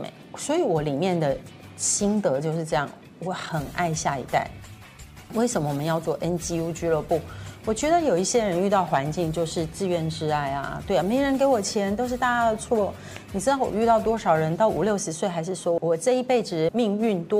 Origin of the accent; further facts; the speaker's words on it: Tainan, Taiwan; moved away; 因为我在台南长大。